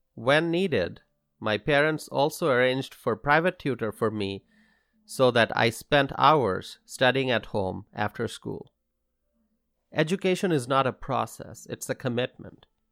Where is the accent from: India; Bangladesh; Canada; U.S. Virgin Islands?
Bangladesh; Dhaka, Dhaka Division; now in Wisconsin, United States; I grew up in Bangladesh. I attended English medium schools. And growing up in the city of Dhaka